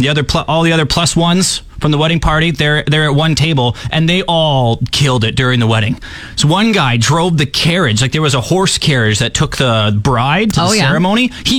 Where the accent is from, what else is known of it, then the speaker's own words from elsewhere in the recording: Saskatchewan, Canada; I am from Saskatchewan.